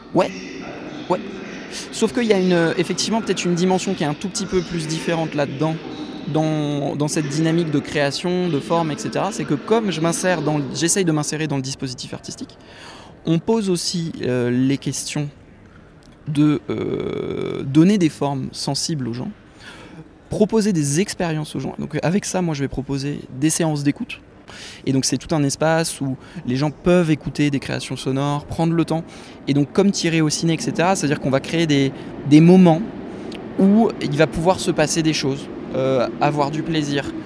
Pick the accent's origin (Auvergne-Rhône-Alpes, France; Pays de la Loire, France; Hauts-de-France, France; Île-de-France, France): Pays de la Loire, France; Nantes; je viens de Nantes